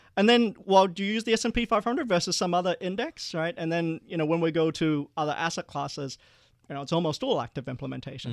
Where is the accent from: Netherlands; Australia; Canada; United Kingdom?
Australia; Perth, Western Australia; moved away; also born or lived in Malaysia; we were one of the first Asian families after the white Australia policy to move to Perth. And I remember growing up, I was the only non-white kid in class